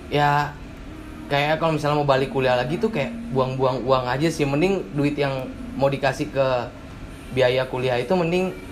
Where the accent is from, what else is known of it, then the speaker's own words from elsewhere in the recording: Peguyangan, Bali, Indonesia; gue lahir di Bali uh -uh. TK di Bali oke okay. SD di Bali di Peguyangan uh -uh. SMP di Bali juga di Peguyangan uh -uh. SMA di Peguyangan juga